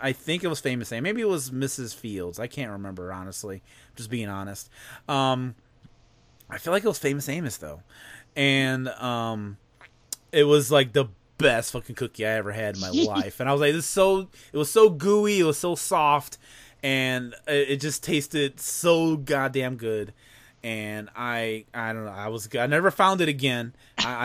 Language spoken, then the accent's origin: English; near Michigan City / Chicago area, Indiana, United States; moved away; It was an outlet mall that was like 30 minutes away from my hometown